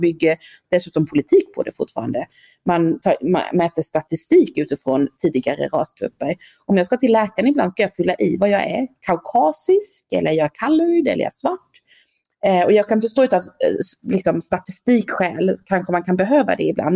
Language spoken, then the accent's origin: Swedish; Sweden; moved away as an adult; also born or lived in Stockholm; now in South Africa; jag är svensk i Sydafrika